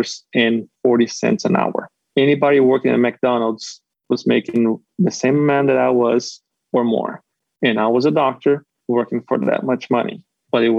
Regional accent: Florianópolis, Santa Catarina, Brazil; moved away as an adult; now in North Carolina, United States; I'm from Brazil. I was born and raised in Brazil.

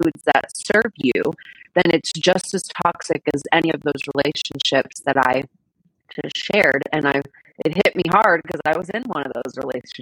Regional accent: Miami, Florida, United States; we were born and raised in Miami

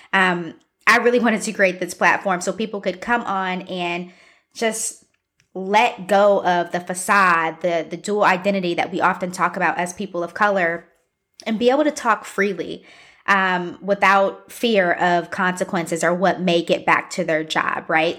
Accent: Columbus, Ohio, United States; also born or lived in Midwest; now in Chicago, United States; I am from Columbus, Ohio, but I've pretty much lived all over the Midwest. I've been in Chicago for about six years at this point

